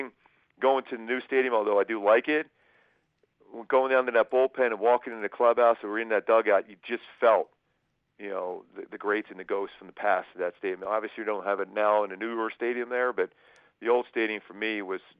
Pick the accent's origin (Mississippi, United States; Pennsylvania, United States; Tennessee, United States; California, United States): Pennsylvania, United States; Philadelphia; moved away as an adult; also born or lived in Kansas City; being an East Coast guy, growing up in Philly